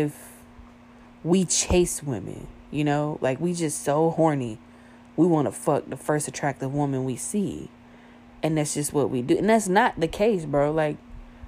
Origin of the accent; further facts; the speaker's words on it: the South, United States; I was born and raised in the South, bro. Born and raised in the South